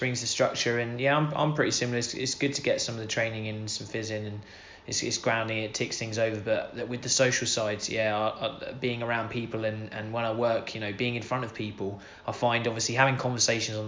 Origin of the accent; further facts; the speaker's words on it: Scotland, United Kingdom; I was born in Scotland